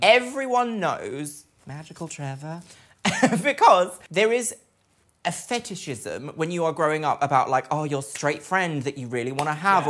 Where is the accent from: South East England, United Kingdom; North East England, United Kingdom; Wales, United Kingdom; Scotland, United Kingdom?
South East England, United Kingdom; Brighton; I grew up in Brighton, which is meant to be like gay capital of the UK